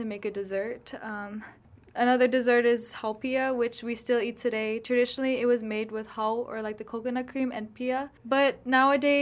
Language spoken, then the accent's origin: English; Seattle, Washington, United States; I was born and raised in Seattle, Washington